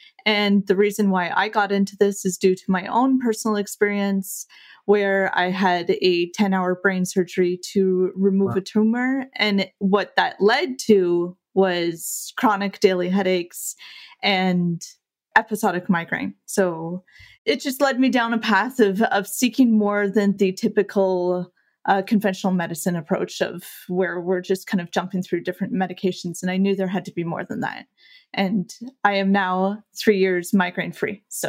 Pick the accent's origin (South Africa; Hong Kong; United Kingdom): United Kingdom; England; It's a French last name, even though I'm English